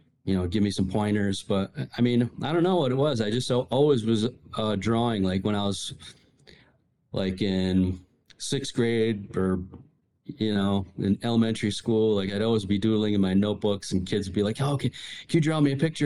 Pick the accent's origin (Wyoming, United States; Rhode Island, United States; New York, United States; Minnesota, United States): Rhode Island, United States; also born or lived in Michigan; I grew up in Michigan and then, for my first 5 years and then really did most of my, younger years living in Rhode Island